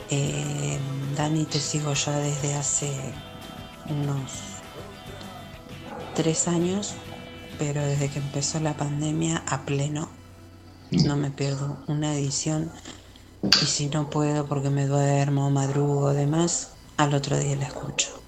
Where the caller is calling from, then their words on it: Berisso, Buenos Aires Province, Argentina; Buenas noches … de Berizo.